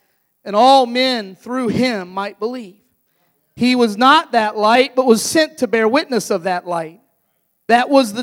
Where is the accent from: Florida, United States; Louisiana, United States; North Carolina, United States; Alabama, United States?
Florida, United States; also born or lived in Ohio; I'm originally from Ohio, but I grew up in Florida.